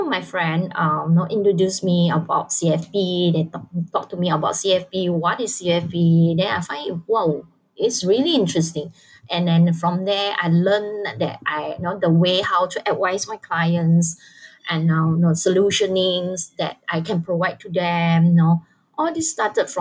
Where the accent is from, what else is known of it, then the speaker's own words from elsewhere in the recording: Malaysia; I'm from Malaysia